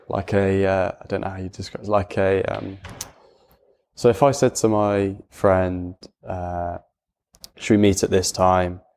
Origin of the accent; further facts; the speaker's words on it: Gloucestershire, South West England, United Kingdom; I also went to a comprehensive school, um, in Cirencester, just, uh, fifteen minutes away from where I live.